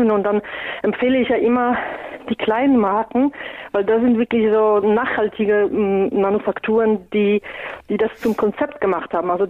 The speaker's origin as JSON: {"language": "German", "country": "Poland", "lives_now": "Germany", "said": "Ich komme ja ursprünglich aus Polen und wir essen traditionell sehr viel Graupen aus unterschiedlichen Getreidesorten."}